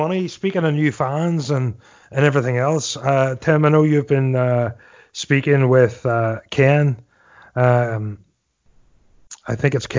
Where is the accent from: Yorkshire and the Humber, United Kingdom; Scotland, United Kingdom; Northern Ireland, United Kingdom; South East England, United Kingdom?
Northern Ireland, United Kingdom; moved away; I'm from Northern Ireland originally, and it's a heavily political country